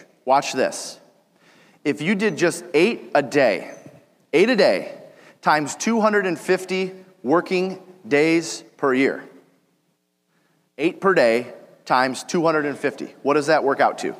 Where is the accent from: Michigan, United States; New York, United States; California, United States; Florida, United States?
Michigan, United States; Detroit; I'm from Detroit